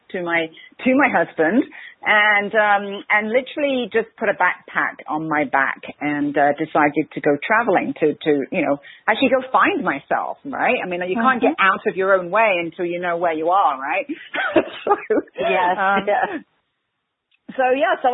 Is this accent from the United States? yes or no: no; England, United Kingdom; I'm English, so what happens with the Great Brits is we have this stiff upper lip.